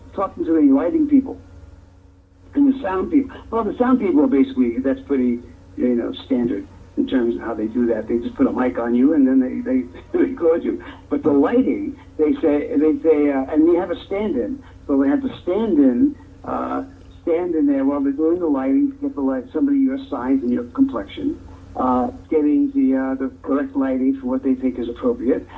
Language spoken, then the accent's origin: English; New York City, New York, United States; Growing up in Brooklyn uh, in the projects was interesting.